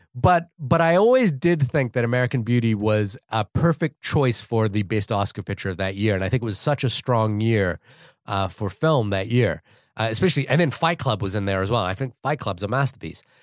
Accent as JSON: {"language": "English", "country": "New Zealand", "also_born_or_lived": "California", "moved": "as an adult", "lives_now": "United States", "said": "I'm from New Zealand"}